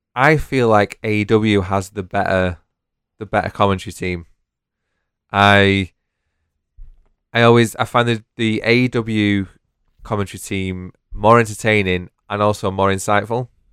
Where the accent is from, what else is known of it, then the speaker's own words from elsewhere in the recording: United Kingdom; We are British